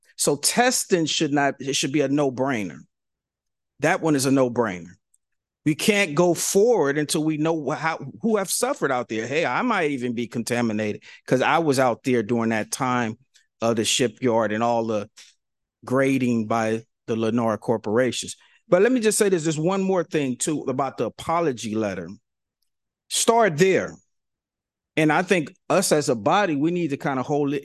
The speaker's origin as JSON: {"language": "English", "town": "San Francisco", "region": "California", "country": "United States", "said": "I'm from San Francisco. I'm fifty-five years old"}